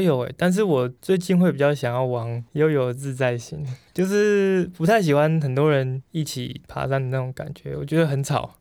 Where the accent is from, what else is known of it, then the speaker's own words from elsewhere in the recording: Taoyuan, Taiwan; 我是桃园建大园乡